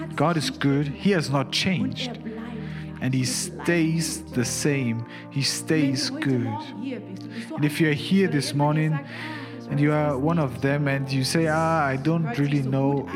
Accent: Zimbabwe; now in Germany; I didn't grow up in Germany. I'm from Zimbabwe.

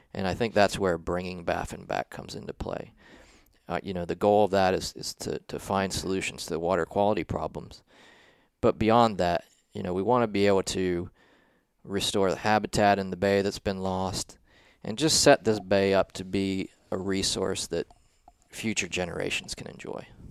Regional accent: southeastern Ohio, United States; moved away as an adult; also born or lived in South Carolina; I grew yeah. up in a small town in southeastern Ohio

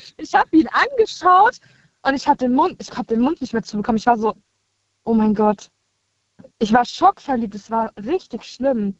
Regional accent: Koblenz, Rhineland-Palatinate, Germany; ich komme aus Koblenz

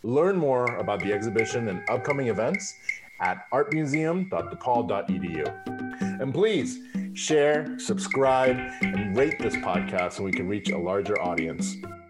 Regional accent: Guadalajara, Jalisco, Mexico; moved away; also born or lived in Texas / Chicago; I grew up in Mexico. I was born in Mexico in Guadalajara. And then I came over at least to Texas at first

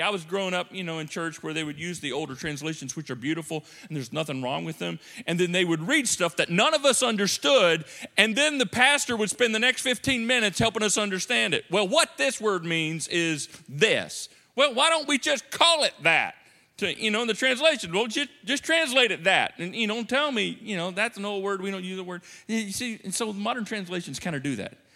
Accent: United States; as American Christians, modern Christians

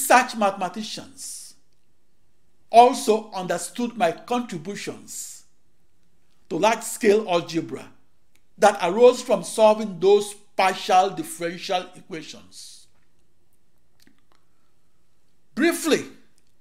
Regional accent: Akure, Ondo, Nigeria; moved away as an adult; also born or lived in Silver Spring, Maryland / Washington, D.C.; now in United States; I was born on August 23, 1954, in Akure, in the British West African colony of Nigeria.

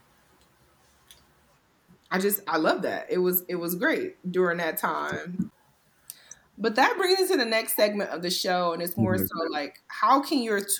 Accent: Cleveland, Ohio, United States; I'm not from New York. I'm from Cleveland

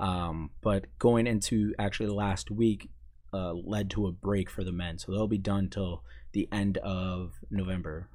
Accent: Maine, United States; moved away as an adult; I'm from Maine

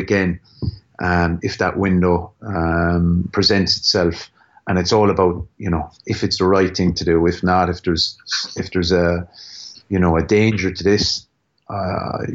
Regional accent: Limerick, Munster, Ireland; accent: Limerick; my Limerick accent

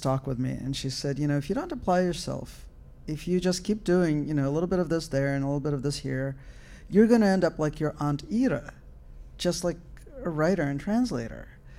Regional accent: Russia; But I grew up in the Soviet Union, and my mother was a literary critic

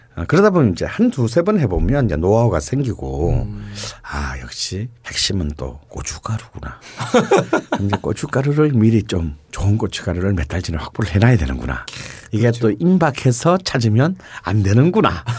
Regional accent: Busan, South Korea; moved away; 부산 출신이지만

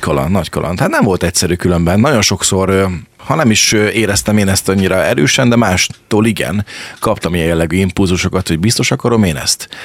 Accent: Zsombó, Csongrád-Csanád, Hungary; moved away as an adult; now in Deszk, Hungary; én Zsombóról származom, én ott nőttem föl

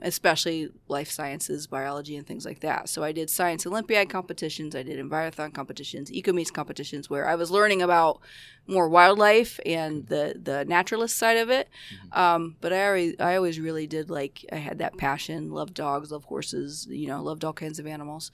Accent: Roseville, Ohio, United States; moved away as an adult; now in Aurora, United States; I grew up in Ohio. I grew up in a little town called Roseville. It's in southeast Ohio

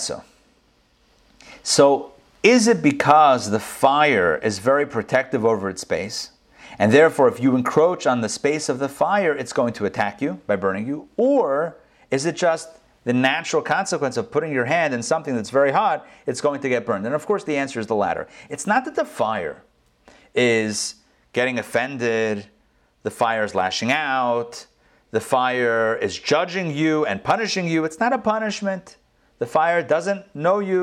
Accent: Pittsburgh, Pennsylvania, United States; now in Atlanta, United States; I grew up in Pittsburgh, and I remember when we were kids, it used to snow all the way up there

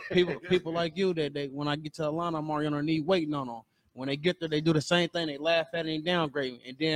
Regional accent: Indianapolis, Indiana, United States; I'm here from Indianapolis.

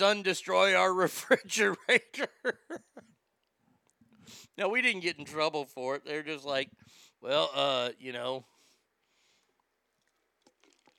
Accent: Dallas, Texas, United States; moved away as an adult; also born or lived in Reno / Sacramento; when I was growing up in Dallas

